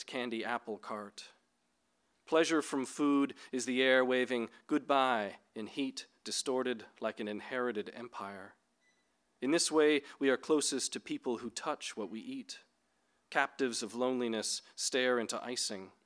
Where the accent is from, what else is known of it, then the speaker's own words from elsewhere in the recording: Northern Ontario, Canada; I grew up in Northern Ontario in Canada near pulp mills